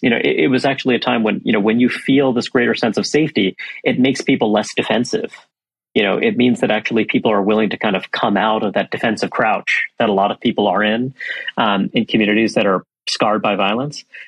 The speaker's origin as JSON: {"language": "English", "town": "New York City", "region": "New York", "country": "United States", "tie": "born or raised there", "said": "I come from New York City. Uh, I grew up in Brooklyn, New York"}